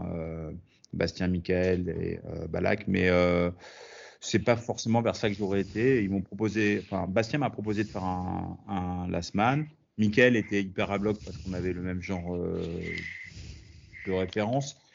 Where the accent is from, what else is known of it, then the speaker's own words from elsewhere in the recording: France; also born or lived in United States / Italy; j'ai grandi autant aux États-Unis qu'en Italie, qu'en, principalement en France, mais je passais quand même beaucoup de temps euh, à l'étranger.